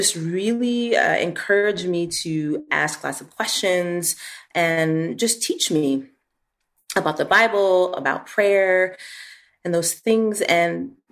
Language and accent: English; Chicago, Illinois, United States; moved away as an adult; also born or lived in Washington, D.C. / New York City; now in Vienna, Austria; I grew up about 20 minutes outside of Chicago